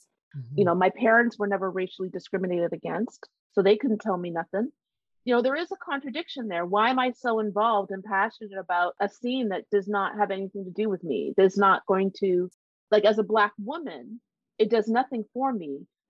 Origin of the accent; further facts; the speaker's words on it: Canada; born there; And Canada, I mean, I'm proud to be Canadian by birth, you know, love going h